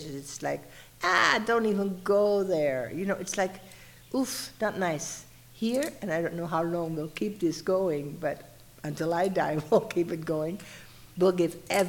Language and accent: English; eastern Netherlands, Netherlands; moved away as an adult; also born or lived in Laguna Beach, California / El Paso, Texas / New Mexico; now in Mexico; I'm from the Netherlands, but I'm from the eastern part